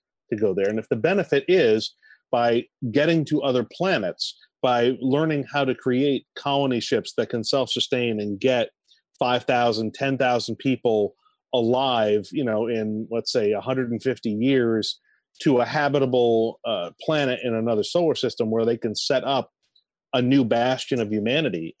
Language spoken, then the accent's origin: English; New England, United States; as a New Englander and as someone, I'm half French myself